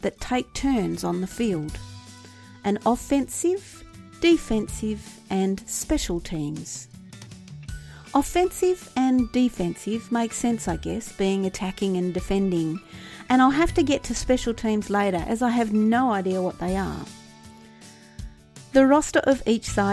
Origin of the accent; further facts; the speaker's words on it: Australia; being an Australian